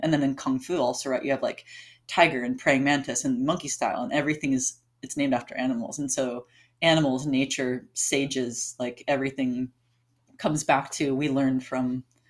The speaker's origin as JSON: {"language": "English", "region": "Alaska", "country": "United States", "tie": "born or raised there", "also_born_or_lived": "Hawaii", "moved": "as an adult", "lives_now": "Portland, United States", "said": "growing up in Alaska"}